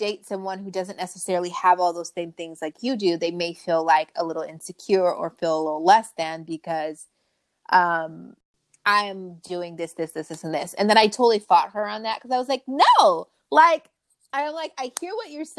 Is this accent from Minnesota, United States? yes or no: no; Long Beach, California, United States; I grew up in Long Beach. I grew up kind of in the hood